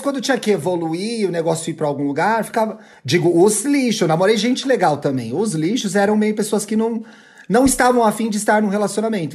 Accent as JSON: {"language": "Portuguese", "region": "São Paulo", "country": "Brazil", "said": "eu que sou de São Paulo"}